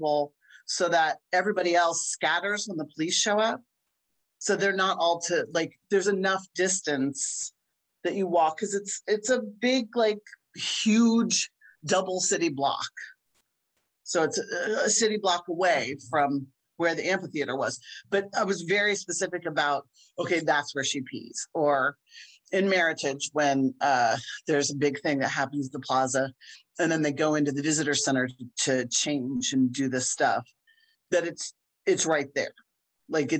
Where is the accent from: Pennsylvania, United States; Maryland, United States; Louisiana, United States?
Pennsylvania, United States; near Philadelphia; now in Chicago, United States; I grew up near Philly